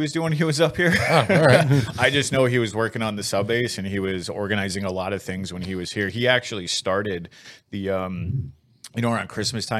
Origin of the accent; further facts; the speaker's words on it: Virginia, United States; born there; also born or lived in Scotland / South Carolina; Grew up all over. So my dad was in the Navy. Okay. So I had that typical Navy life of just kind of bouncing all around. I was born in Virginia, then moved to Scotland where my other brother was born, and then went to South Carolina